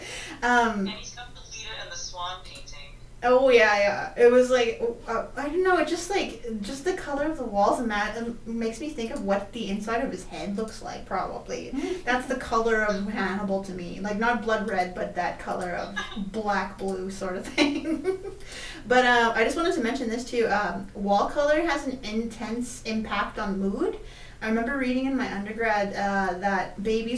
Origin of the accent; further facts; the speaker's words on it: Canada; We're Canadian